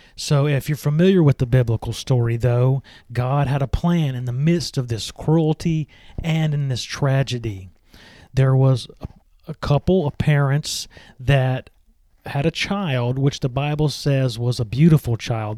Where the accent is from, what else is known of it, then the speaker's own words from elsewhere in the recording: Meridian, Mississippi, United States; I grew up in the United States in the state of Mississippi. My hometown is Meridian.